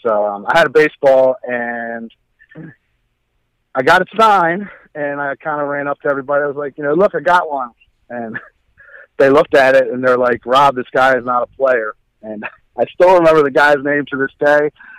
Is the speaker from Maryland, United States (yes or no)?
yes; Baltimore, Maryland, United States; I grew up in Baltimore.